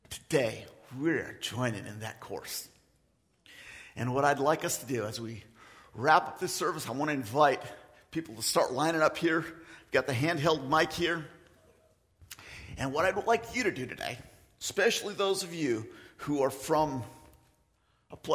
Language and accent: English; Philippines; I am from the Philippines. I am, by the way. And today, I want to declare that Jesus is the rightful king of the Agta people, the people that I grew up with.